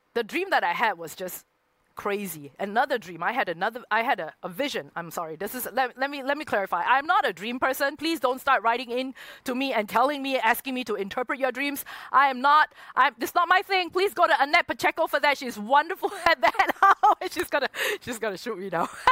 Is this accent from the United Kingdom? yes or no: no; Singapore; moved away as an adult; also born or lived in Hong Kong; I'm originally from Singapore, but I moved to Hong Kong when I had the opportunity